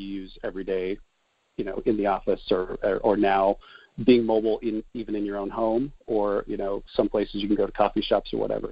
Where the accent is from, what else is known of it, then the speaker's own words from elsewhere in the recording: Nebraska, United States; moved away as an adult; also born or lived in Denver; I'm actually a Midwestern guy. I grew up in Nebraska.